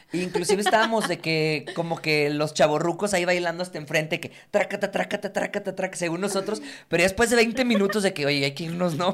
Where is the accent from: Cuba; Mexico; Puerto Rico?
Mexico